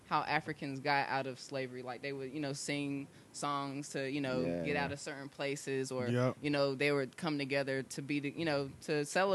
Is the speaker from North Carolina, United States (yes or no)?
yes; Raleigh, North Carolina, United States; also born or lived in Cary, North Carolina / Holly Springs, North Carolina; I'm from Raleigh. So I was born and raised in Raleigh. I actually I've lived like 5 minutes away from here.